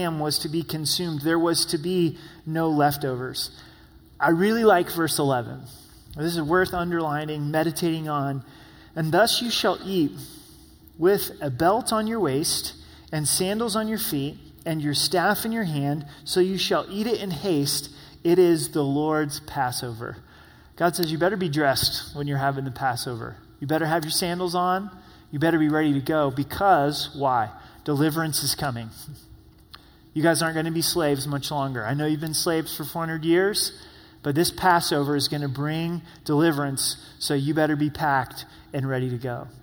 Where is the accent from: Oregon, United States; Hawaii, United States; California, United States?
Oregon, United States; I grew up in Oregon